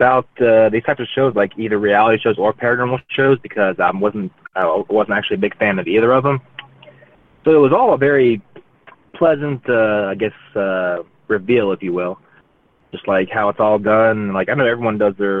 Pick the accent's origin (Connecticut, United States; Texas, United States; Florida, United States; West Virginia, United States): West Virginia, United States; moved away; also born or lived in North Carolina; growing up in West Virginia, there's not really a whole lot to help in that area